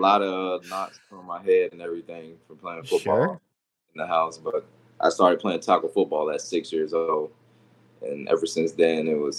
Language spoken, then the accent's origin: English; Deerfield Beach, Florida, United States; I'm from Florida, South Florida, Deerfield Beach.